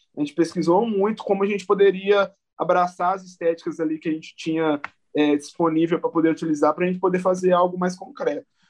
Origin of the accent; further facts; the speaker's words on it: Belo Horizonte, Minas Gerais, Brazil; eu sou da Zona Norte de, de BH, é, basicamente da região de Venda Nova, né, que chama aqui. E eu fui, eu nasci na, na Avenida Vilarinho